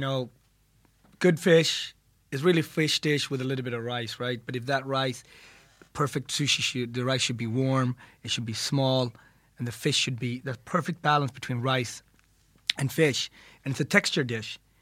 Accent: Ethiopia; I was born in Ethiopia, and our bread there is also a staple.

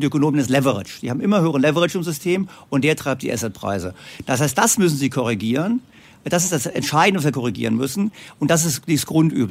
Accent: Germany; Bei uns in Deutschland

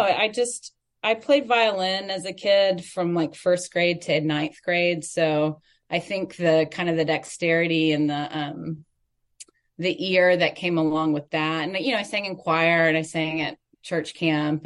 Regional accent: Atlanta, Georgia, United States; moved away as an adult; also born or lived in Clemson, South Carolina; now in Nashville, United States; I grew up in Northwest Atlanta.

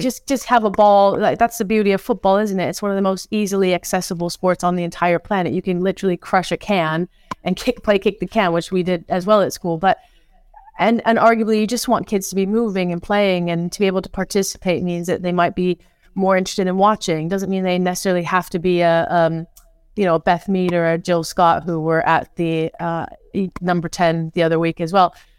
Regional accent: New Zealand; now in England; as a Kiwi

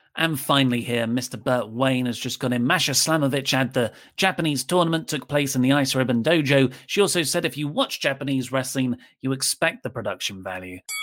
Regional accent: United Kingdom; I am British

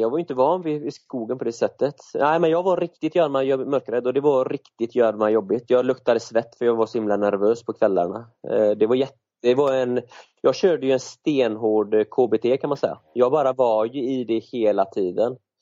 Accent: an island outside Gothenburg, Västra Götaland, Sweden; moved away as an adult; så är jag uppväxt på en ö utanför Göteborg men som 20-åring så, så lämnade jag

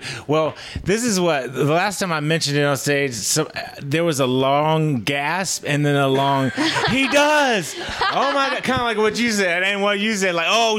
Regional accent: New Orleans, Louisiana, United States; I'm from New Orleans.

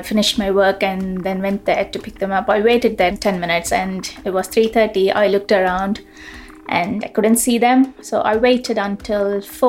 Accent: India; moved away as an adult; now in United Kingdom; I was born in India and moved to UK in 2009 after I got married. And I've been living in UK since then.

